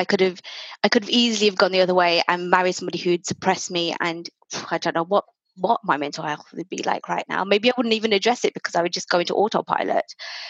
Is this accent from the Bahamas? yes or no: no; India; as an Indian, you don't buy your own house.